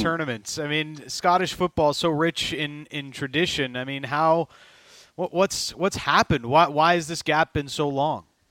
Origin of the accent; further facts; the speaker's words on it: Canada; as a Canadian yeah, soccer fan